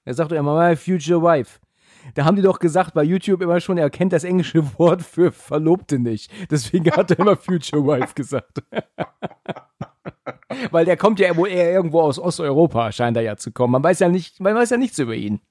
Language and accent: German; Germany; bei uns in Deutschland